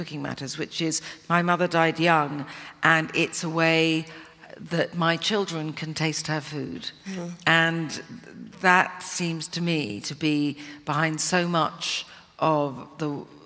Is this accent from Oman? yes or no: no; Cornwall, South West England, United Kingdom; I am more Cornish than Devonian